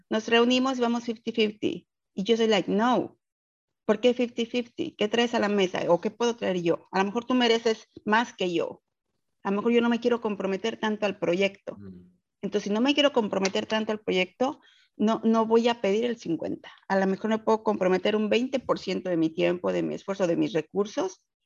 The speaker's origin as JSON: {"language": "Spanish", "region": "Mexico City", "country": "Mexico", "moved": "as an adult", "lives_now": "Houston, United States", "said": "soy originaria de la Ciudad de México y radico en Houston, Texas, desde hace aproximadamente 12 años."}